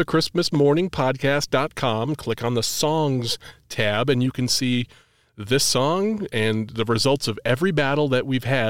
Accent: New England, United States; I'm actually from New England. It's a wicked pisser.

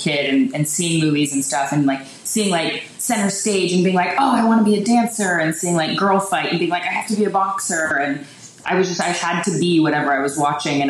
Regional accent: Richmond Hill, Ontario, Canada; I grew up on a farm, like an hour north of Toronto

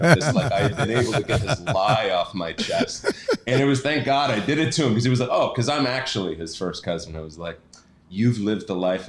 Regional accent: Seattle, Washington, United States; also born or lived in Toronto; I grew up in Seattle

